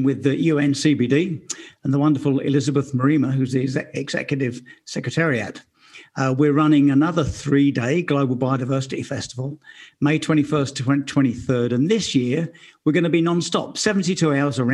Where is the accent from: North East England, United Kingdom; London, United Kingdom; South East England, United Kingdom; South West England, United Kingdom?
London, United Kingdom; Romford; I grew up in Romford, Essex